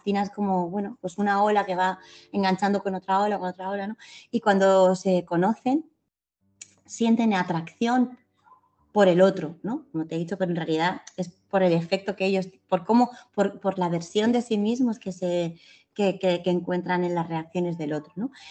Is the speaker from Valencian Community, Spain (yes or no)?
yes; Picassent, Valencian Community, Spain; Yo vivo en la misma calle donde nací, con las mismas personas